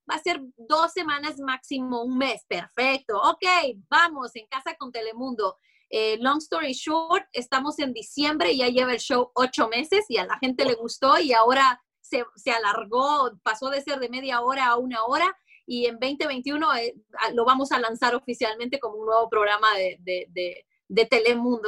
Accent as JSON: {"language": "Spanish", "country": "Honduras", "tie": "born or raised there", "also_born_or_lived": "Orlando, Florida", "moved": "as an adult", "lives_now": "United States", "said": "cuando yo llegué a este país, yo soy hondureña, entonces en Honduras vos creces"}